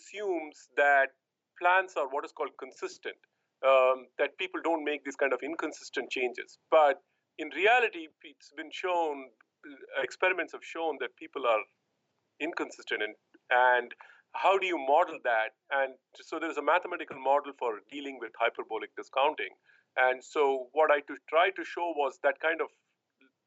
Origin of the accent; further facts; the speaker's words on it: Kolkata, West Bengal, India; accent: Indian; moved away as an adult; also born or lived in Tamil Nadu, India / St. Louis, United States / New York, United States; now in United States; So I am actually a native of the South, Tamil Nadu, which is in the South. But I grew up in Calcutta, which is in the East.